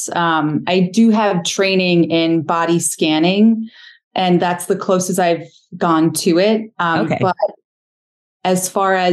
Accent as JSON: {"language": "English", "region": "New York", "country": "United States", "tie": "born or raised there", "said": "I grew up in New York and I joined the Army"}